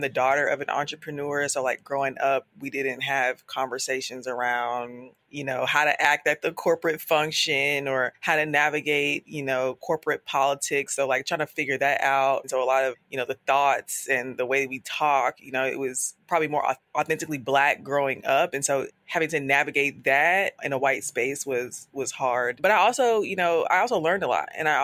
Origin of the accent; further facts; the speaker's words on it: Charlotte, North Carolina, United States; now in Brooklyn, United States; I'm originally from Charlotte, North Carolina. I currently live in Brooklyn, New York.